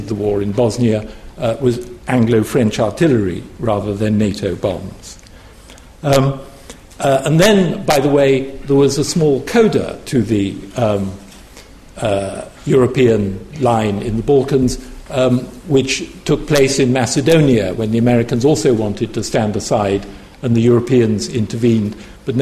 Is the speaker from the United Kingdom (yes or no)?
yes; United Kingdom; speaking as a Brit